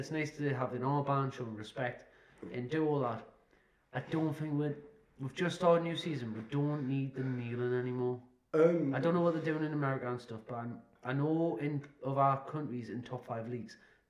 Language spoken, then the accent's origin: English; England, United Kingdom